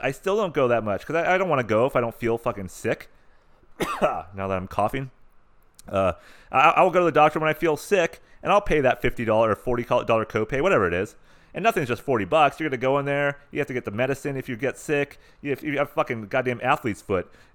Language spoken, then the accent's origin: English; San Diego, California, United States; I'm from San Diego